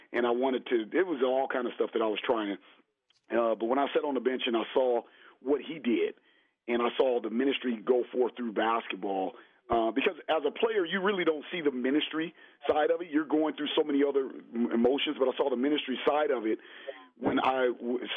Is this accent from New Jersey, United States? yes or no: no; Los Angeles, California, United States; I was raised in South Central LA.